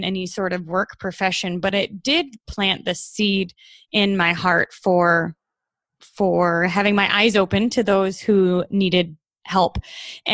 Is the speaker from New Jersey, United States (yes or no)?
no; Troy, Michigan, United States; I was born and raised in Troy, Michigan, which is right outside Detroit.